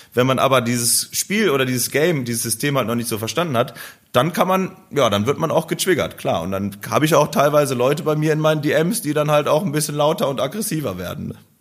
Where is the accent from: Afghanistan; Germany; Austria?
Germany; Krefeld, North Rhine-Westphalia; Bei uns in Krefeld